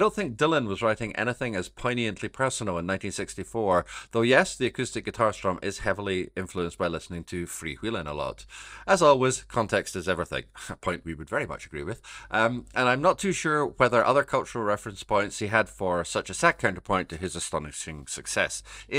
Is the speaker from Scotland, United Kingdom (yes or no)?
yes; Scotland, United Kingdom; I am not going to try and do an accent because he is from Australia and I am from Scotland and I cannot do accents.